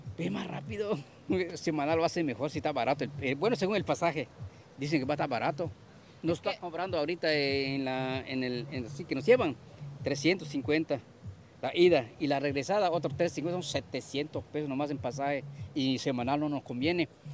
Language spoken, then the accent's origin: Spanish; Campeche, Mexico; yo no soy de acá, yo vengo desde Campeche